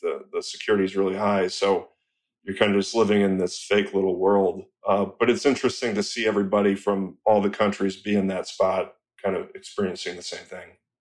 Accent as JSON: {"language": "English", "town": "Rochester", "region": "Michigan", "country": "United States", "tie": "born or raised there", "said": "I'm from Rochester, Michigan"}